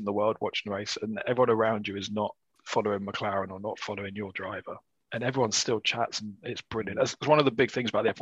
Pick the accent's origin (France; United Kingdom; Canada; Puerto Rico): United Kingdom; England; as an Englishman